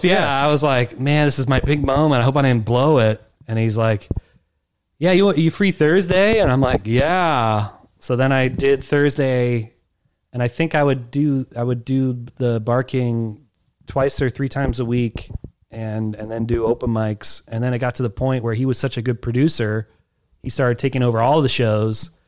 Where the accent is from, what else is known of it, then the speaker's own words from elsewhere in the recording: Alexandria, Virginia, United States; moved away as an adult; also born or lived in Kew Gardens, New York; now in New York, United States; So where I grew up, I grew up in Alexandria, Virginia.